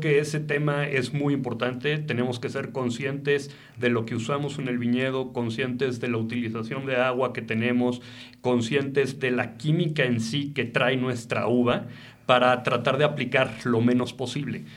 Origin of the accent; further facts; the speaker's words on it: Mexico; Yo soy enólogo mexicano y me encanta trabajar en una bodega en México